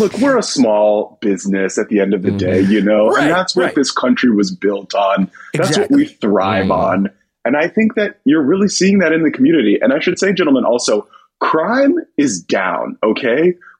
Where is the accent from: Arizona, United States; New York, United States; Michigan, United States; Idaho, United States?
New York, United States; Manhattan; And that's not me. I'm from Manhattan. Right. I'm not a right-wing lunatic.